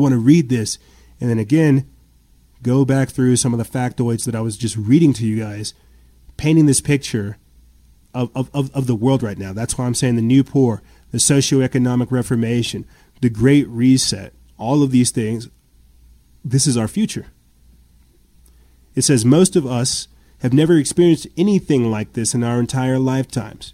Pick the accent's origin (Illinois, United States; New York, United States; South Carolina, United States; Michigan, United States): South Carolina, United States; moved away; I'm from South Carolina. I've got family out there.